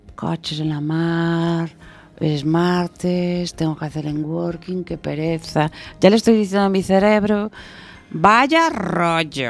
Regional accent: Galicia, Spain; soy gallega

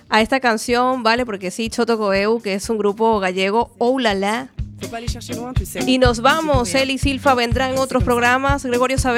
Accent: Venezuela; born there; moved away; Yo digo, sí, nací en Venezuela, pero a mí llega un punto que ya yo no quiero ser ni de aquí ni de allá. Quiero ser de donde estoy.

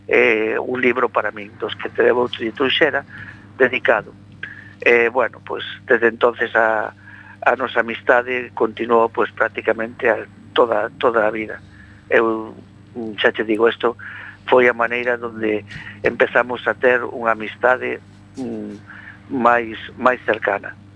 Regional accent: Monforte de Lemos, Galicia, Spain; now in A Coruña, Spain; eu son de Monforte.

